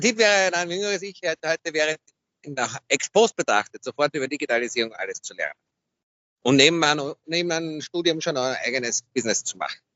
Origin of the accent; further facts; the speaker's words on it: Vienna, Austria; Aus Wien